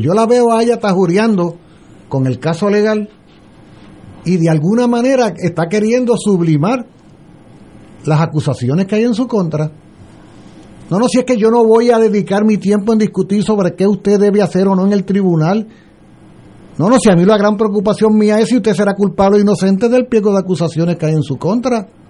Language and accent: Spanish; Puerto Rico; Yo soy puertorriqueño